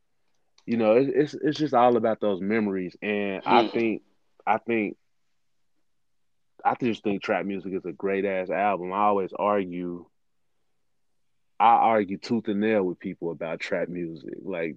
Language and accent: English; Cincinnati, Ohio, United States; I'm born and raised in Cincinnati